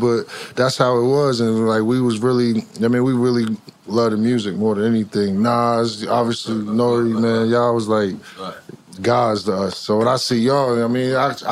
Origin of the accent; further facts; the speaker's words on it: New Jersey, United States; Being from Jersey, my pops was a Knicks fan